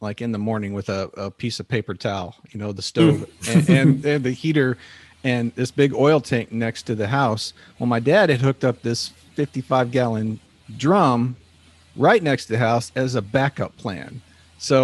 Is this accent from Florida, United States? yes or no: no; Ketchikan, Alaska, United States; growing up in Ketchikan